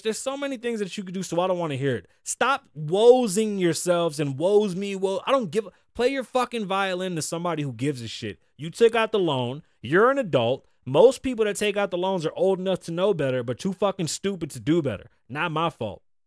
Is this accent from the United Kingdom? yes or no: no; Puerto Rico; as a Puerto Rican man